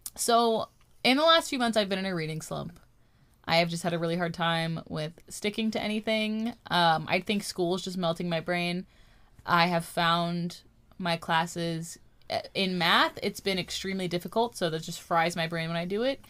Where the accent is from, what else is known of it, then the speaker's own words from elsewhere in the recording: California, United States; we're Californian. Apparently, we don't say T's